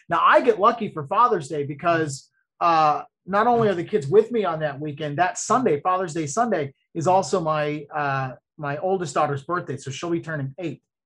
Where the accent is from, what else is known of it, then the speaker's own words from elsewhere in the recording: Ocala, Florida, United States; now in Orlando, United States; my hometown where I grew up in Ocala